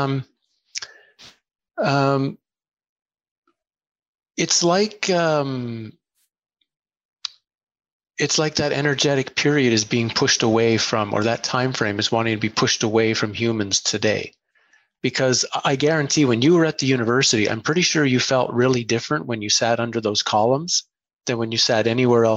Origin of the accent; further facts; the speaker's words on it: Ottawa, Ontario, Canada; I grew up in Ottawa, Canada